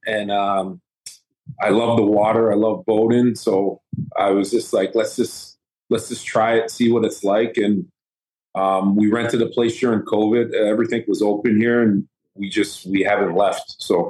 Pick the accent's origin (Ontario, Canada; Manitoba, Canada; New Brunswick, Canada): Ontario, Canada; Toronto; Right downtown Toronto. Regent Park area.